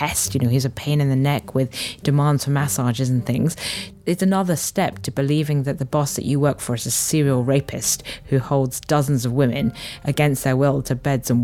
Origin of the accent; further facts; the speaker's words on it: United Kingdom; I was born in the UK and I grew up to Chinese parents about an hour outside of London, so I'm British-born Chinese.